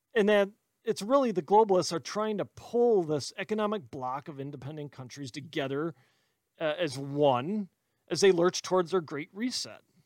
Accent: Wisconsin, United States; I'm from Wisconsin

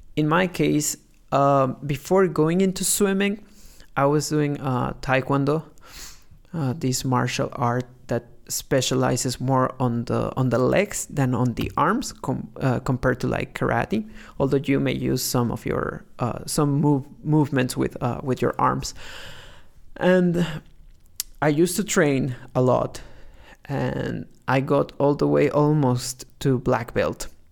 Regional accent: Mexico; growing up in Mexico

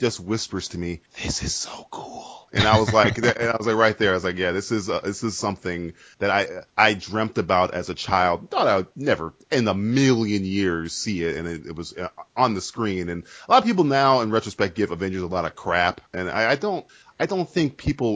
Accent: United States

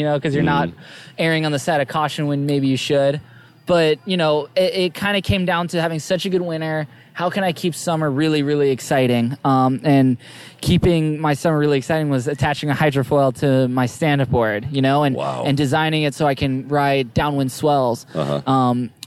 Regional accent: Maui, Hawaii, United States; growing up on Maui

